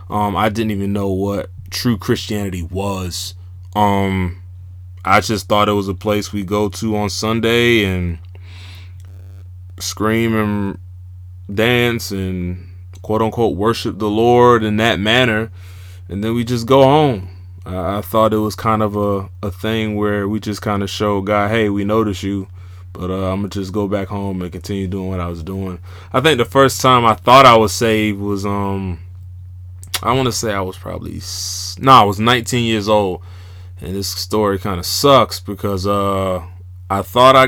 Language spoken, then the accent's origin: English; Jacksonville, Florida, United States; also born or lived in Georgia; Originally born and raised in Jacksonville, Florida. Spent some of my adolescent years in Georgia, back and forth from there.